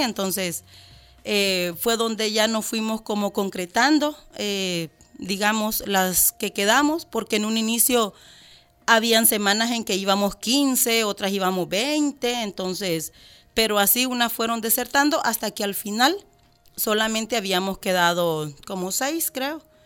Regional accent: El Salvador

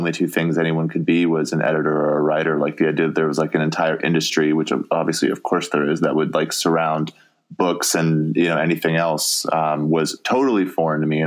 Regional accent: Colorado, United States; moved away as an adult; also born or lived in New York; now in Minnesota, United States; I'm from Colorado. Right. And so like, we know how to like downhill ski, like I've done that all my life

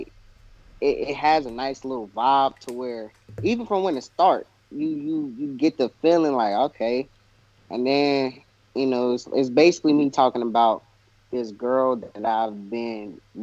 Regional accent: Kansas City, Missouri, United States; I'm coming out from Missouri, Kansas City, Missouri

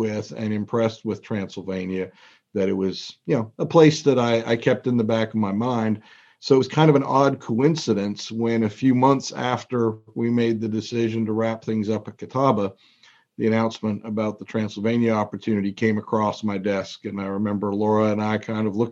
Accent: Toronto, Ontario, Canada; moved away as an adult; also born or lived in North Carolina; now in Lexington, United States; I grew up in Toronto, Canada

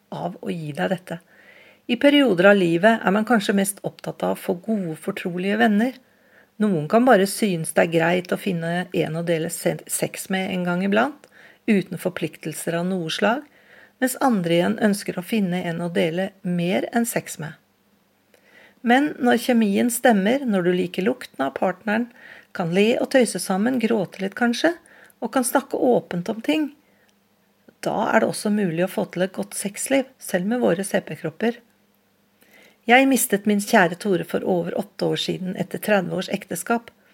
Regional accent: Oslo, Norway; Jeg vokste opp på Vålerenga i Oslo

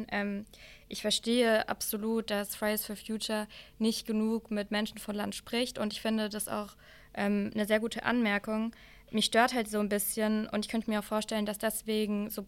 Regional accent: Rhineland-Palatinate, Germany; ich habe die und die Erfahrung gemacht in der Südpfalz, da wo ich herkomme.

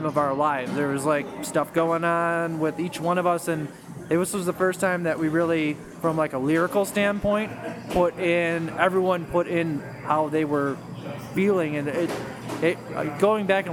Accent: Chicago, Illinois, United States; I'm from here

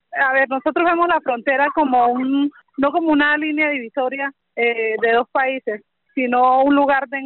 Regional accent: Arauquita, Arauca, Colombia; yo soy de Arauca, de Arauquita

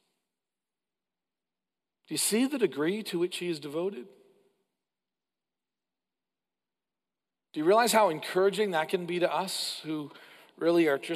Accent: Canada; as a Canadian

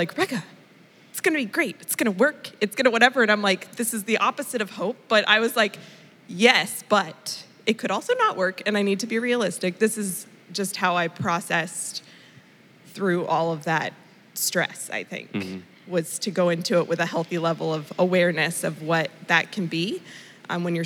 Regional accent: Indonesia; moved away; I grew up in Indonesia, so I went back to my Eastern medicine roots

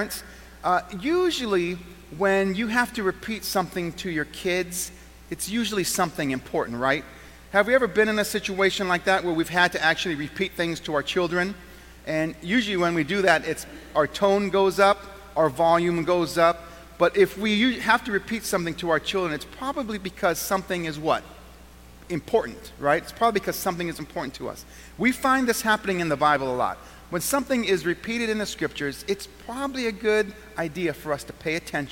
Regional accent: Southern California, United States; now in Western New York, United States; I was born and raised in Southern California. And I ended up here in Western New York

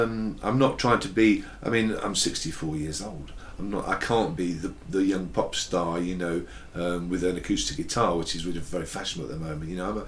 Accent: Midlands, United Kingdom; ran a folk club in Birmingham, and I worked with them and supported them on many occasions because I'm from the Midlands.

